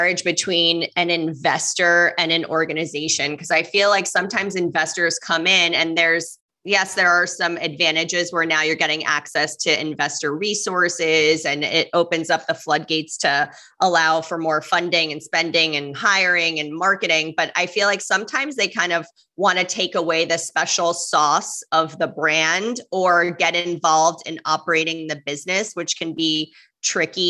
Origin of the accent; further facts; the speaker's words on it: New York, United States; now in Miami, United States; I'm from New York, but I'm in Miami.